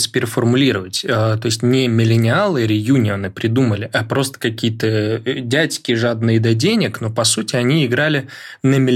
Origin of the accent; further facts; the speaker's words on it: Moscow, Russia; я москвич